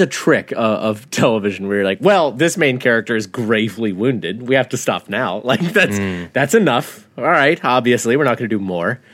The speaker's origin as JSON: {"language": "English", "region": "the South", "country": "United States", "tie": "born or raised there", "said": "growing up in the South"}